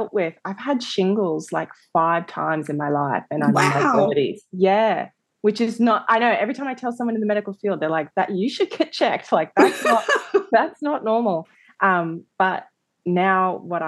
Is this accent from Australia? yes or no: yes; Australia; I grew up in Australia as a mixed race girl